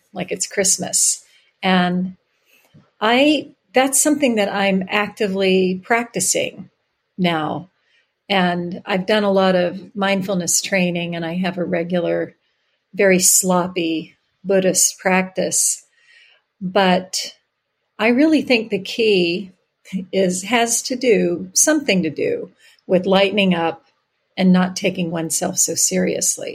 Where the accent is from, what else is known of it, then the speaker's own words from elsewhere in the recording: Virginia, United States; now in San Francisco, United States; I grew up in Virginia